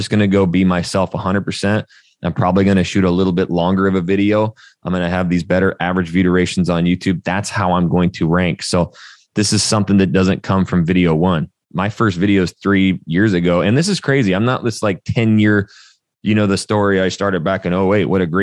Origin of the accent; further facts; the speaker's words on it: North Idaho, United States; moved away as an adult; also born or lived in Portland, Oregon / Arizona / Texas; I'm a redneck from North Idaho